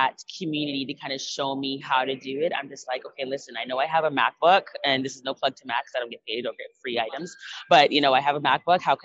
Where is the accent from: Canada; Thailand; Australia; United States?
Canada; when you are Canadian born and you speak patois